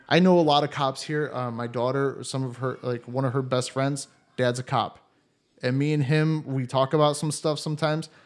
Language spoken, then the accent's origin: English; Cleveland, Ohio, United States; moved away as an adult; also born or lived in Columbus, Ohio; now in Germany; where I grew up in Cleveland